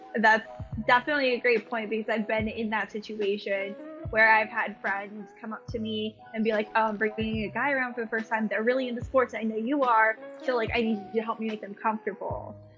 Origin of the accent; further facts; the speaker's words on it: Boston, Massachusetts, United States; I'm originally from Boston